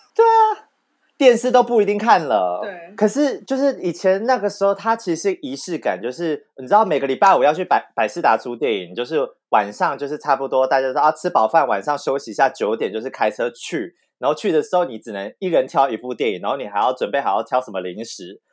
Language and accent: Chinese; Tainan, Taiwan; 身为一个台南人